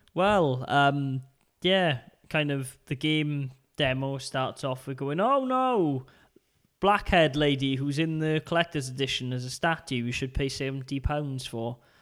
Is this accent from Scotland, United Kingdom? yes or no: no; Port Talbot, Wales, United Kingdom; my hometown of Port Talbot.